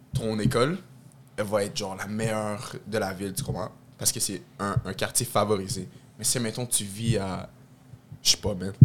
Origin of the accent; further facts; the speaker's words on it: Quebec, Canada; je suis un bon Québécois